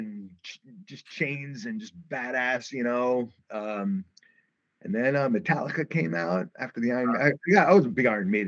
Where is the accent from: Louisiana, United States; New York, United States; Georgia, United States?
New York, United States; New York City; growing up in the Brooklyn days